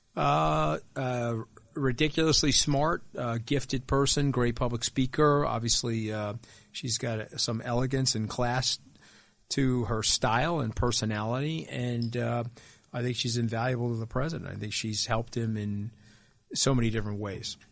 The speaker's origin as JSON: {"language": "English", "area": "Long Island", "region": "New York", "country": "United States", "tie": "born or raised there", "said": "we grew up very similarly on Long Island."}